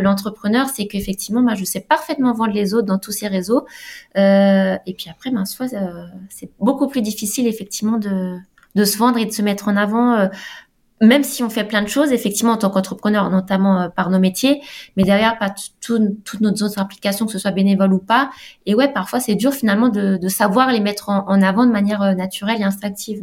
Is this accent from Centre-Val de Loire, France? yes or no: no; Alsace, Grand Est, France; moved away as an adult; now in Nice, France; je suis d'Alsace